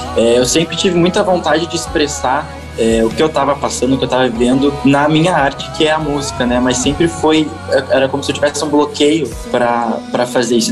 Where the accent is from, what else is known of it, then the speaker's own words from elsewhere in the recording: Porto Alegre, Rio Grande do Sul, Brazil; now in Jundiaí, Brazil; Eu sou lá de Porto Alegre, Rio Grande do Sul. Hoje eu tô morando em Jundiaí, São Paulo, né? Mas sou gaúcho